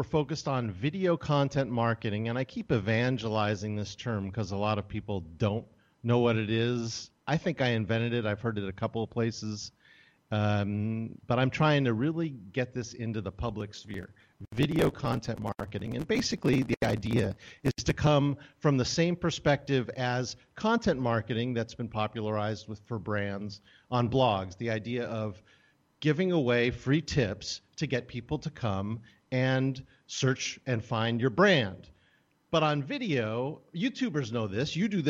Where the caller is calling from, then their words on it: Portland, Oregon, United States; also born or lived in California; Portland, Oregon.